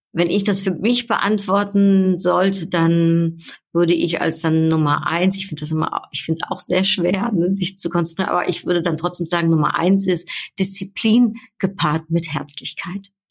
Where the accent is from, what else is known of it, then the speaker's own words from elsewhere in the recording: Netherlands; now in Düsseldorf, Germany; Ich bin ja Niederländerin und ich bin jetzt schon so lang nicht mehr in meiner Heimat gewesen